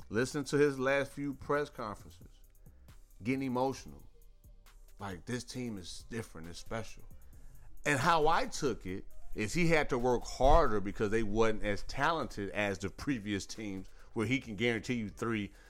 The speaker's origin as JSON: {"language": "English", "region": "Midwest", "country": "United States", "tie": "born or raised there", "also_born_or_lived": "Chicago / Gary, Indiana", "moved": "as an adult", "lives_now": "Houston, United States", "said": "born and raised in the Midwest. Y'all already know my, my my core is the Midwest. But as an adult, raising a family, I love Houston."}